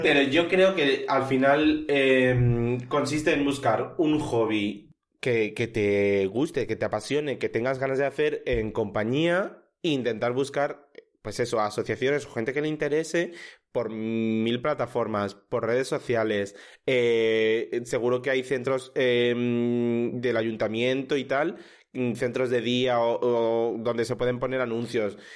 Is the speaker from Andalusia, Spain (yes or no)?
yes; El Puerto de Santa María, Andalusia, Spain; now in Madrid, Spain; en mi pueblo, que sí que es mucho más pequeño